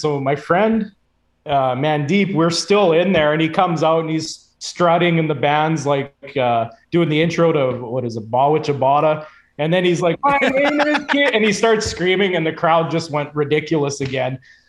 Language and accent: English; Saskatchewan, Canada; And then we're like, well, we're from Saskatchewan.